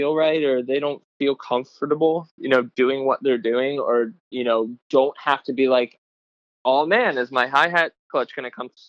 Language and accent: English; Philadelphia, Pennsylvania, United States; I'm from Philadelphia.